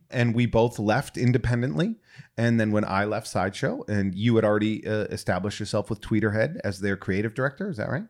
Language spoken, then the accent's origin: English; New England, United States; moved away; I'm originally from New England